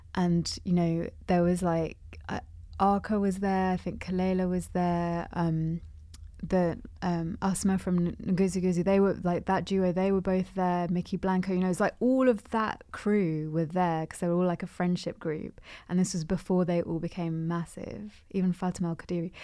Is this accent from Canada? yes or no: no; London, United Kingdom; I'm in Londoner, born and bred